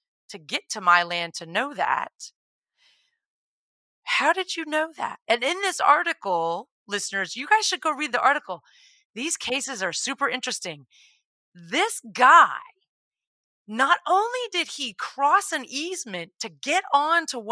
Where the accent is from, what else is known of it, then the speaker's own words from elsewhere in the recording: Texas, United States; I grew up in Texas